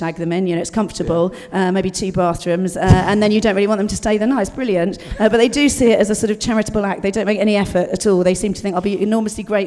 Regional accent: Dorset, South West England, United Kingdom; I was brought up in Dorset, rural Dorset

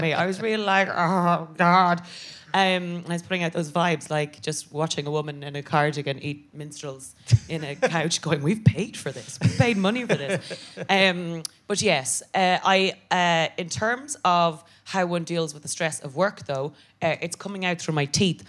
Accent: Ireland; moved away as an adult; now in United Kingdom; I'm an Irish Catholic woman

